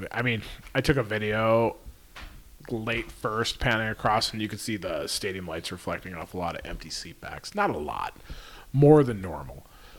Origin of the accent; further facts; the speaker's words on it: California, United States; I'm from Central to Southern California. It's cold out, and I am completely not prepared for this.